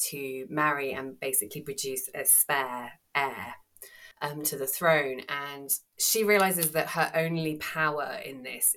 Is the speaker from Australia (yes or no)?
no; England, United Kingdom; I'm English and, you know, not Greek